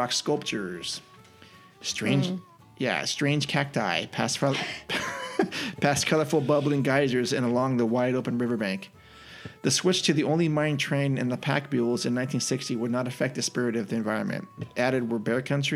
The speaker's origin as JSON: {"language": "English", "area": "the Bay Area", "region": "California", "country": "United States", "tie": "born or raised there", "said": "since I'm from the Bay Area, I grew up with another land called Frontier Village"}